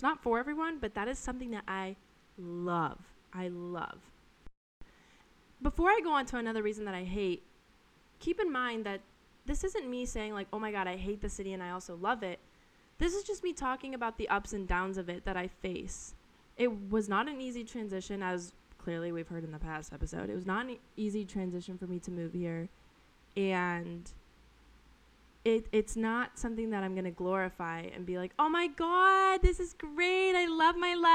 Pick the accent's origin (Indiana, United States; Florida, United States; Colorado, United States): Colorado, United States; moved away as an adult; now in New York City, United States; where I grew up in Colorado is very slow and very chill